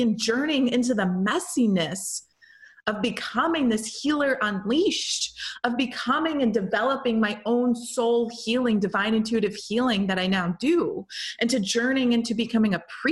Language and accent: English; St. Louis, Missouri, United States; moved away as an adult; also born or lived in Milan, Italy; St. Louis, Missouri, my hometown